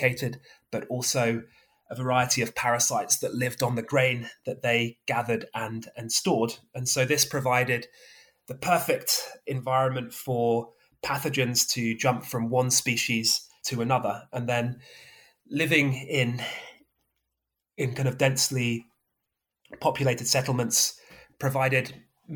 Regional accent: Somerset, South West England, United Kingdom; moved away; I grew up in Somerset

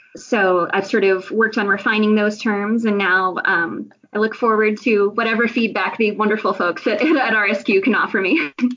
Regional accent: Pittsburgh, Pennsylvania, United States; now in State College, United States; I grew up in the Pittsburgh suburbs, so not too too far away

